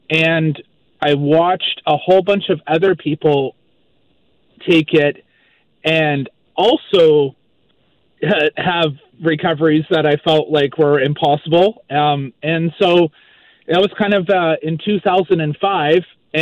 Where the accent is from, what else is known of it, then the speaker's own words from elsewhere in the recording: Maple Ridge, British Columbia, Canada; also born or lived in Vancouver Island; now in Moncton, Canada; I'm originally from Maple Ridge, BC, grew up in Maple Ridge, and I now live in Moncton, New Brunswick